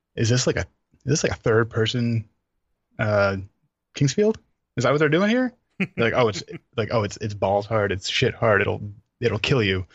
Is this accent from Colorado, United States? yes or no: no; New York City, New York, United States; I'm from New York